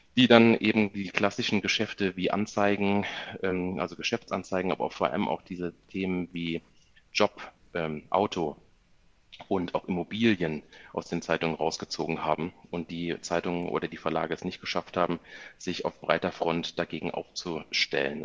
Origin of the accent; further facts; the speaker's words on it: near Koblenz, Rhineland-Palatinate, Germany; moved away as an adult; now in Munich, Germany; Ich komme gebürtig aus der Nähe von Koblenz